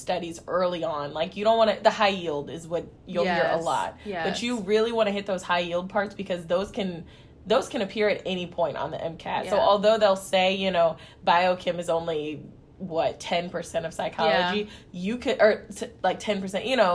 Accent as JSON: {"language": "English", "region": "Kansas", "country": "United States", "tie": "born or raised there", "said": "growing up in Kansas"}